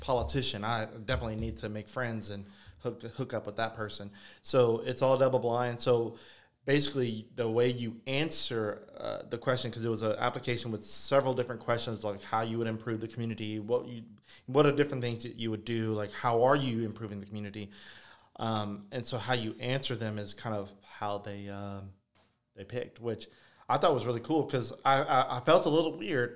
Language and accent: English; Ville Platte, Louisiana, United States; Vileplat, literally pretty much my hometown